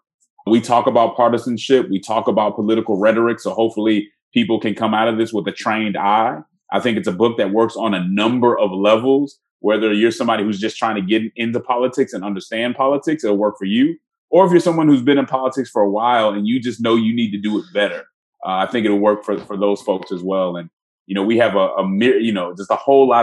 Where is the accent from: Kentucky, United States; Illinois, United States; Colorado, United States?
Colorado, United States; Denver; I'm from Denver